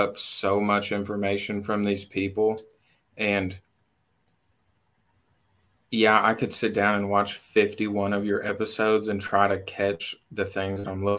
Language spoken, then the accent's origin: English; Southern Indiana, United States; moved away as an adult; now in Kentucky, United States; I was born and raised in Southern Indiana, moved to Kentucky 2 years ago